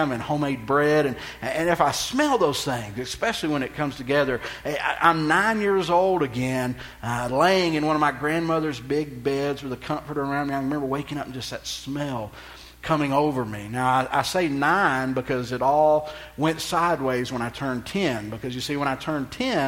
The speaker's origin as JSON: {"language": "English", "region": "Texas", "country": "United States", "said": "I'm from Texas"}